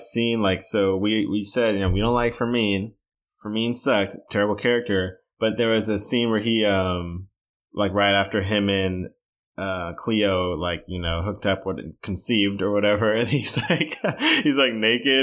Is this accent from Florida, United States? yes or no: no; Texas, United States; I'm from Texas